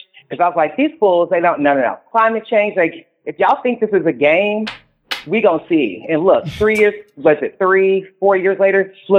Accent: Louisville, Kentucky, United States; now in Seattle, United States; I was born in air conditioning because I am from Louisville, Kentucky.

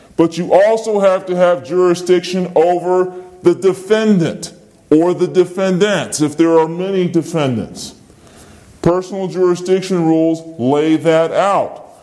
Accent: Virginia, United States; I'm from Virginia

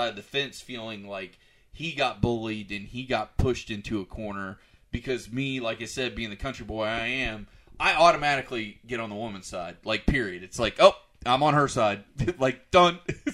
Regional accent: the South, United States; I was brought up in the South, and being a country boy

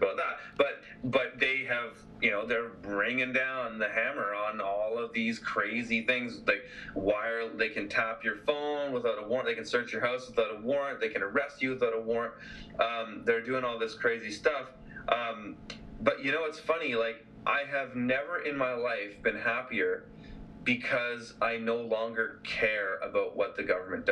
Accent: BC, British Columbia, Canada; my hometown here

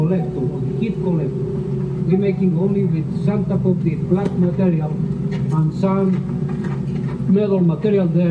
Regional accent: Bolivia; moved away; I'm coming from South America, from Inca Indian people.

